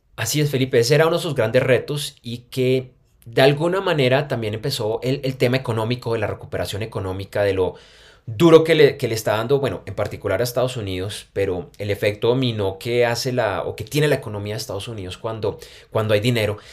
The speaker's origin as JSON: {"language": "Spanish", "region": "Bogotá", "country": "Colombia", "moved": "yes", "lives_now": "Medellín, Colombia", "said": "Yo soy de Bogotá, pero yo vivo en Medellín"}